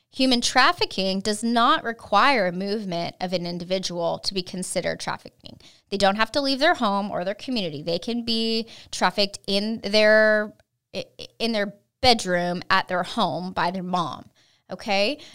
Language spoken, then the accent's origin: English; California, United States; moved away as an adult; now in Texas, United States; I was raised in California